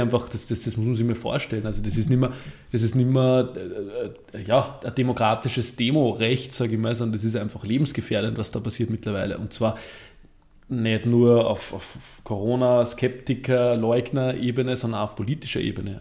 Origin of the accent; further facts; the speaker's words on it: Vöcklabruck, Upper Austria, Austria; ich komme ja aus Vöcklerbruck, das ist im Süden von Oberösterreich